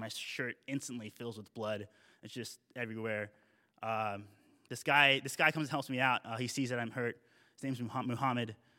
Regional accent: United States; I'm, I'm Ameriki, I'm American

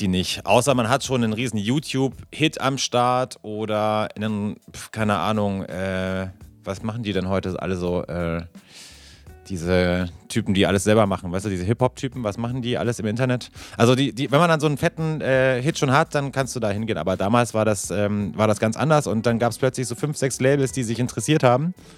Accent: Bavaria, Germany; ich komme ja aus Bayern

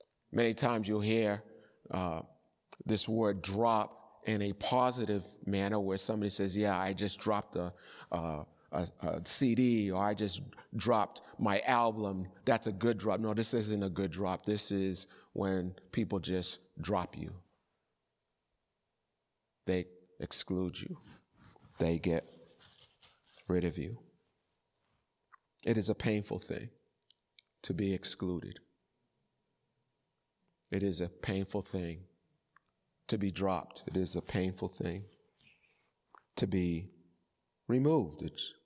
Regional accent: Boston, Massachusetts, United States; And I remember as a child growing up in Boston, and some of you are old enough to remember this, street hockey became a great sport.

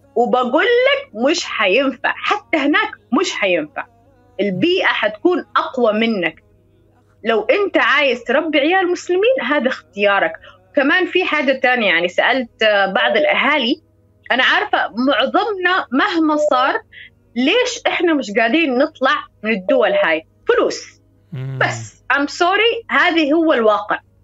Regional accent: United Kingdom; Arabic is a second language; فأنا تربيت في بريطانيا يعني من 2000 سنة 2000

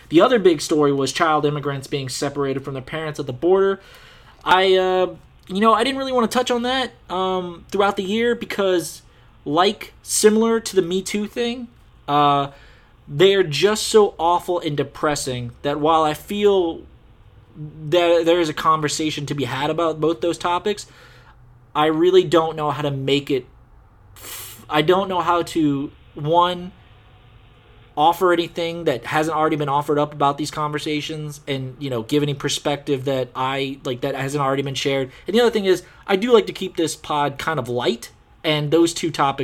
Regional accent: Louisiana, United States; we're from Louisiana

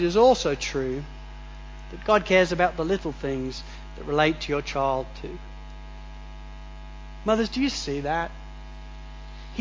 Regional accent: England, United Kingdom; now in Australia; growing up in England

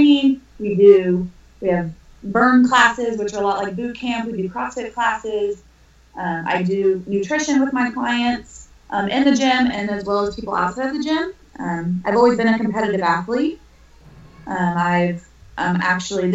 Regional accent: Evansville, Indiana, United States; moved away as an adult; now in Northern Kentucky, United States; I am originally from Evansville, Indiana. I now live in Northern Kentucky, Cincinnati area.

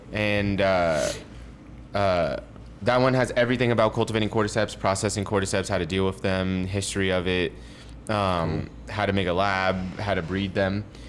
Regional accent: North Carolina, United States; also born or lived in London / Mexico City / Taiwan; I'm from North Carolina. I was born in North Carolina.

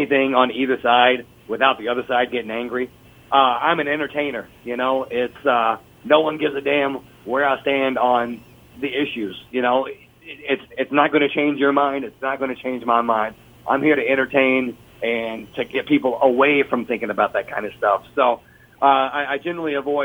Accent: Lexington, Kentucky, United States; he is from my hometown

